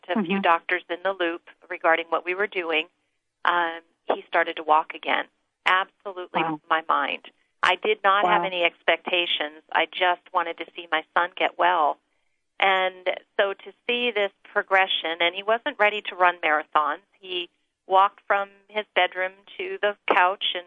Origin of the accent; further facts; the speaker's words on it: Northeast, United States; now in Northern California, United States; growing up in the Northeast.